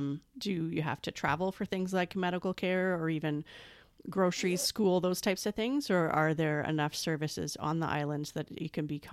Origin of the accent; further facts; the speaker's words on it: Canada; as a Canadian